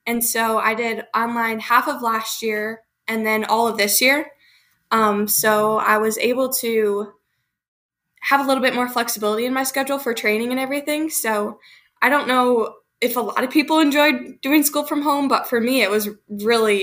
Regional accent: Michigan, United States; I'm from Michigan

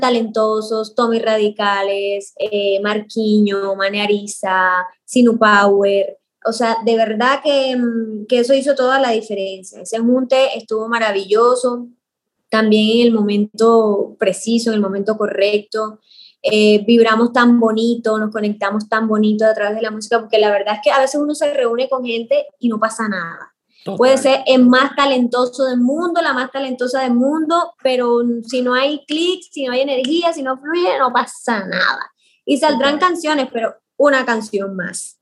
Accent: Caribbean coast of Colombia, Caribbean Region, Colombia; moved away as an adult; now in Bogotá, Colombia; yo que nací en el Caribe, que siempre lo extraño, que siempre vuelvo, pero que llevo 10 casi 18 años viviendo en la ciudad, en Bogotá

